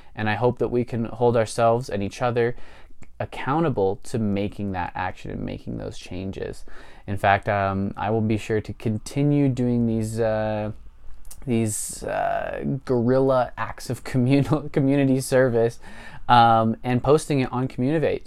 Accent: Springville, United States; my hometown of Springville

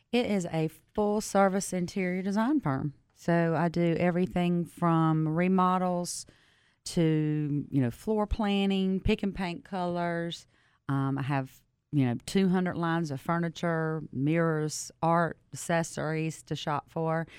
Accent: Southern, United States; accent: Southern; my accent

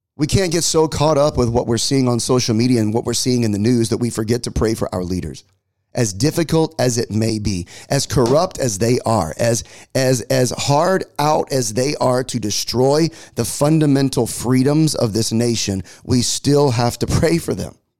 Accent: United States; as an American

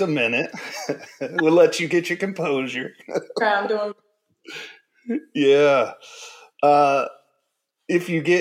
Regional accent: Indiana, United States; moved away; I grew up in Indiana

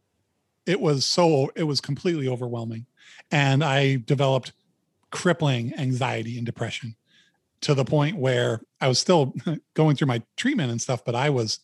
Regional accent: Maine, United States; I'm a guy from Maine

